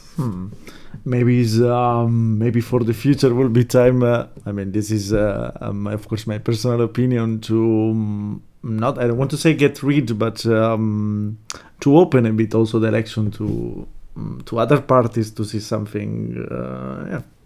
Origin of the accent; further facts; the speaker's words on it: Italy; I come from Italy